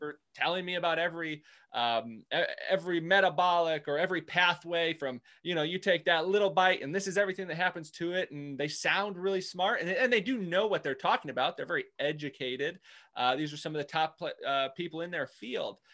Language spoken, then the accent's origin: English; Indiana, United States; moved away as an adult; also born or lived in Nebraska; now in Richmond, United States; I was grew up in Indiana. My wife and I grew up in Indiana